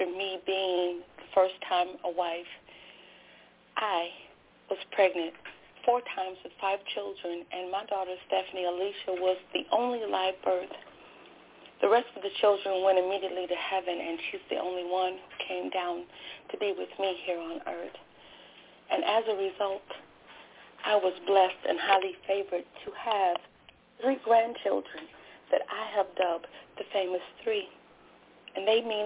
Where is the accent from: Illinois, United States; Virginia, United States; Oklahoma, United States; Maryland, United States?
Illinois, United States; Joliet; I'm from Chicagoland. I live in the suburbs, and I live in Joliet, Illinois